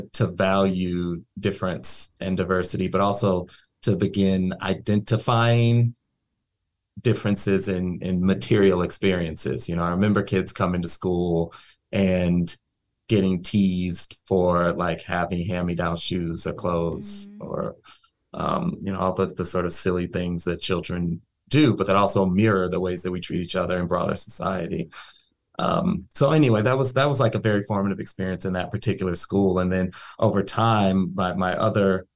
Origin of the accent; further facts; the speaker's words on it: St. Louis, Missouri, United States; I grew up in the St. Louis region, in St. Louis County